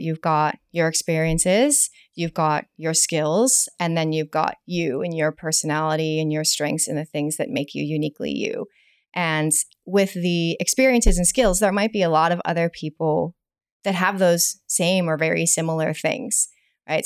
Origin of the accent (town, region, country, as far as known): United States; accent: American; moved away as an adult; also born or lived in New York; now in Hong Kong